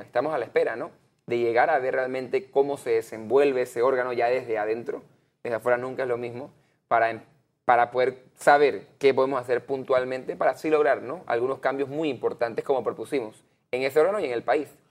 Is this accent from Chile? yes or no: no; Panama; nosotros como panameños